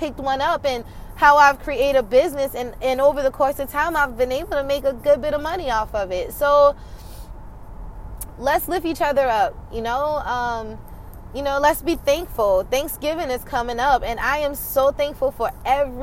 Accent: South Carolina, United States; I'm from South Carolina and I'm from a rural area, and I don't know, I'm just a small town girl

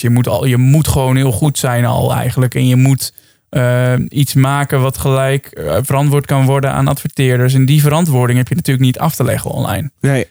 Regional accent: Netherlands; wij als Nederlanders

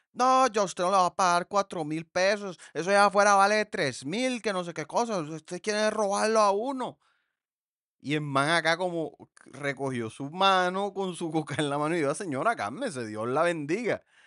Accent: the Caribbean coast of Colombia, Colombia; nosotros acá en la costa

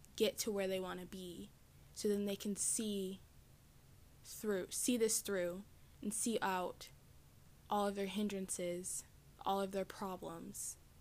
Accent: the South, United States; I am from the South in the United States.

